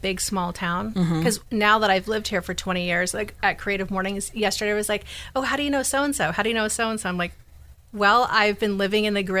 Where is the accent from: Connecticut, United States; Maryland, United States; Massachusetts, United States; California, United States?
California, United States; Bay Area; also born or lived in Portland, Oregon; now in Sacramento, United States; I'll move to Sac for a year, get some contacts, and move back to the Bay Area where I'm from